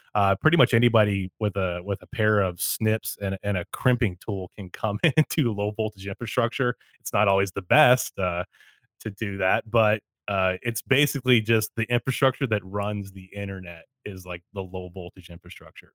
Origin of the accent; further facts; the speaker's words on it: Canada; I'm Canadian